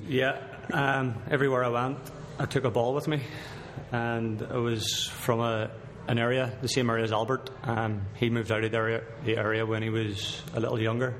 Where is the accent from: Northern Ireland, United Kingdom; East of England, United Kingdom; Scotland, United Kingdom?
Northern Ireland, United Kingdom; Belfast; moved away as an adult; now in Edmonton, Canada; I'm from Belfast, Northern Ireland.